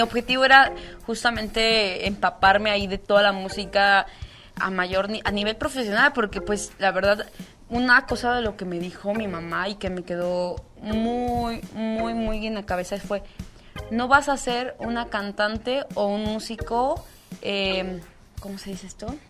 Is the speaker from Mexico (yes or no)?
yes; San Mateo Macuilxóchitl, Oaxaca, Mexico; yo soy de San Mateo Maculsochit, o sea, ahí me desarrollé toda mi vida, toda mi infancia así